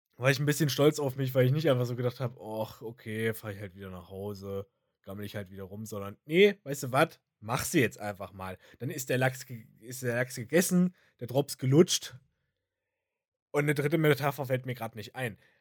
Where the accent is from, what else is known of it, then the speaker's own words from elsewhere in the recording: Thuringia, Germany; bei uns in Thüringen